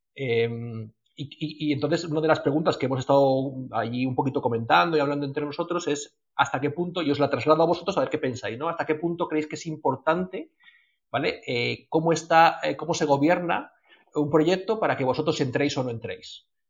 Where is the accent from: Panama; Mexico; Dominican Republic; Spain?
Spain; nosotros que somos aquí de España